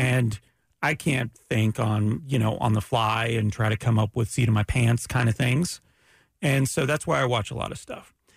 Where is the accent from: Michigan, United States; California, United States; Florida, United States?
Florida, United States; Ormond Beach; also born or lived in Canada; I grew up in Ormond Beach.